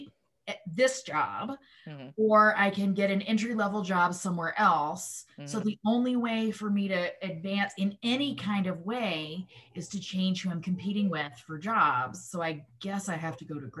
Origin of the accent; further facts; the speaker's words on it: Mississippi, United States; I am a Jew from Mississippi